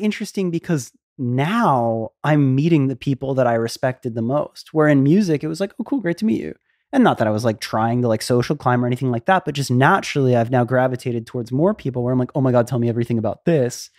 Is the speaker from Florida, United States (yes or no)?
yes; Florida, United States; moved away; I grew up in Florida